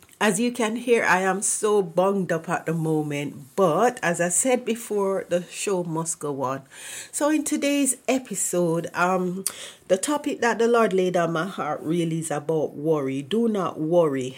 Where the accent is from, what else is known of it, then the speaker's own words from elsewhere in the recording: Jamaica; moved away; I am from Jamaica